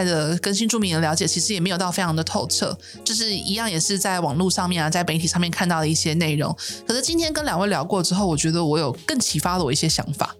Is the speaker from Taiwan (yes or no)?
yes; Zhongli, Taoyuan, Taiwan; 我来中立长大